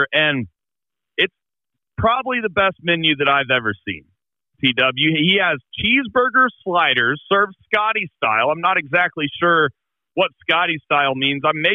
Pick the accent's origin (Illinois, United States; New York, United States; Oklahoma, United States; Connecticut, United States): Oklahoma, United States; we're from Oklahoma